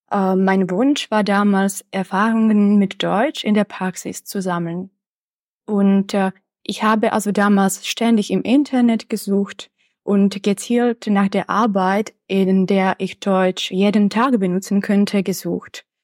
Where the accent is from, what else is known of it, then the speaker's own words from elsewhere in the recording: České Budějovice, South Bohemian Region, Czechia; also born or lived in Prague; Zuerst habe ich an der Philosophischen Fakultät in meiner Heimatstadt Budweis das Bachelorstudium absolviert und dann habe ich das Masterstudium an der Pädagogischen Fakultät der Karls-Universität in Prag abgeschlossen.